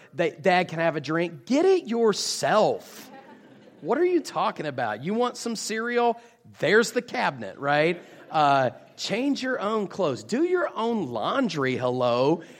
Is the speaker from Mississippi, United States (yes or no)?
no; West Virginia, United States; now in Jacksonville, United States; I am actually originally from West Virginia, but I currently live in Jacksonville, Florida